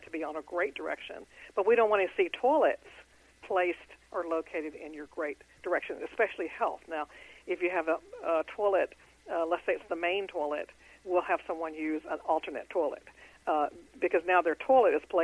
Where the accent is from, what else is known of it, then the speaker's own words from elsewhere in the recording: Houston, Texas, United States; I'm in Houston. That's my hometown